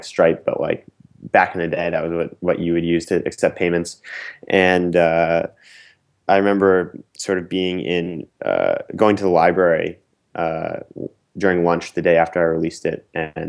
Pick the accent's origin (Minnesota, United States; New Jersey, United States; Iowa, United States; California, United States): New Jersey, United States; Princeton; moved away as an adult; also born or lived in Philadelphia, Pennsylvania; now in New York City, United States; I grew up in Princeton, New Jersey